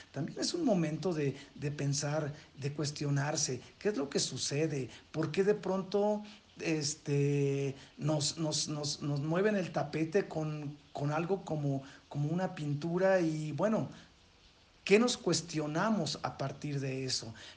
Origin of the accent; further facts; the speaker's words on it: Mexico; nosotros como mexicanos